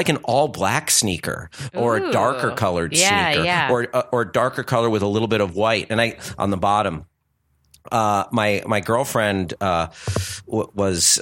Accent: New Jersey, United States; moved away; growing up in Jersey

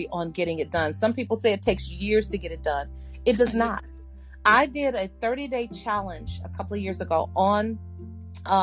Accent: Chicago, Illinois, United States; I'm from Chicago, so I'm Southside

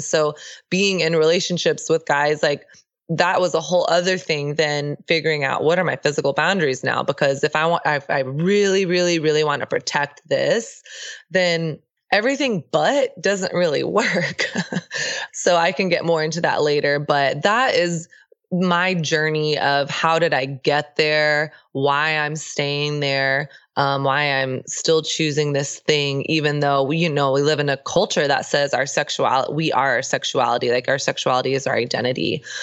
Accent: Texas, United States; I grew up in the South. Uh, I grew up in Texas

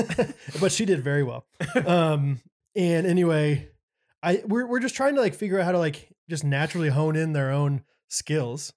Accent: Kansas City, United States; We're from Kansas City

